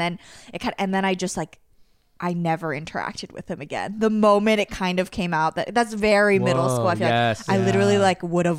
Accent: Montgomery County, Maryland, United States; I grew up in Montgomery County, Maryland, like the suburbs outside DC.

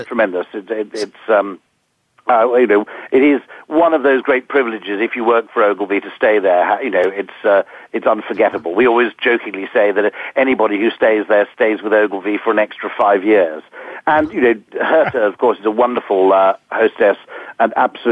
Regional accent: Usk, Wales, United Kingdom; also born or lived in Monmouth; now in London, United Kingdom; I grew up on the Welsh borders, which is, I was born in Usk, and which is more or less, I suppose, 10 miles within Wales. I went to school in Monmouth

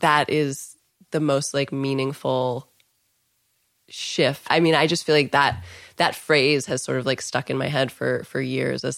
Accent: Cincinnati, Ohio, United States; I grew up in Cincinnati

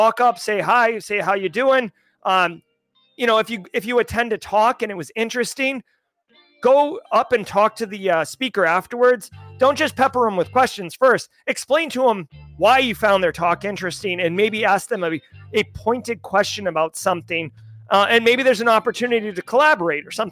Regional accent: Massachusetts, United States; accent: Massachusetts; moved away; My accent doesn't really come out, but if you get a couple beers, a couple beers in me and, or I'm in Massachusetts. It's, it comes out wicked strong

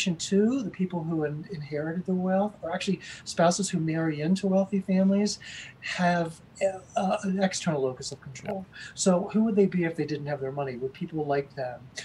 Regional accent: United States; also born or lived in Amsterdam; as a white privileged male growing up in America

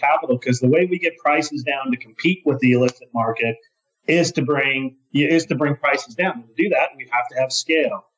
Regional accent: Colorado, United States; my home state of Colorado and where we're headquartered

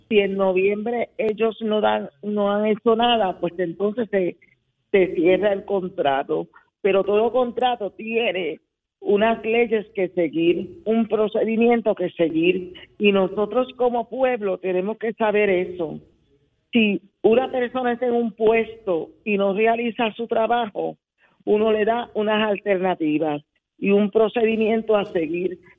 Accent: Puerto Rico; also born or lived in San Lorenzo; Yo tengo 73 años, soy puertorriqueña

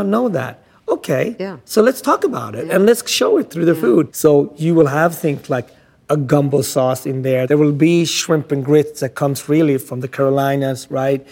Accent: Sweden; also born or lived in Ethiopia; now in United States; growing up in Sweden, you know, curing fish

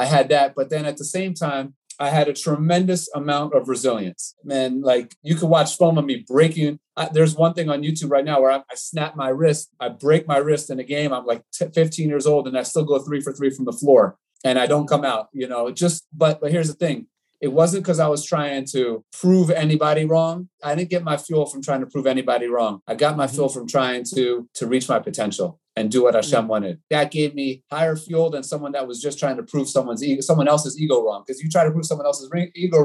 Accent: Maryland, United States; I'm from Maryland

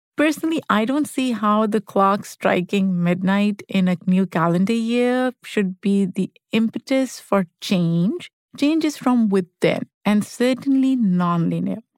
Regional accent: Pakistan; born or raised there; moved away as an adult; now in United States

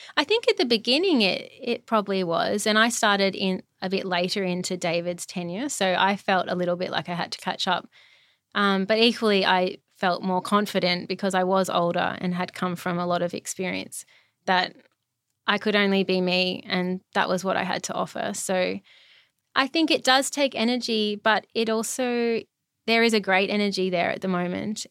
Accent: Brisbane, Queensland, Australia; moved away as an adult; also born or lived in Melbourne; I'm from Brisbane, all my family's here

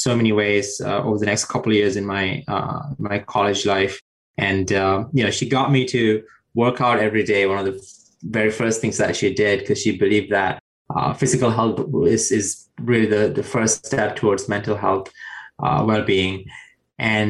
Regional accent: Sri Lanka; moved away; I grew up in South Asia and Sri Lanka

